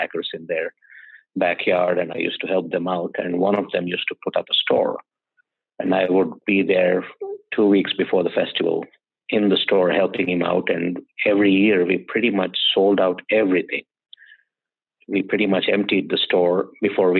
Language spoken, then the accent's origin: English; India; moved away as an adult; now in United States; I'm from India. I've been in the US since 2000